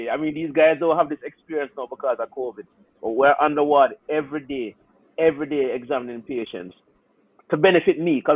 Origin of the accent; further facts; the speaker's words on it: Trinidad & Tobago; a couple of the doctors, are guys that I, I grew up with in Trinidad, Jamaicans.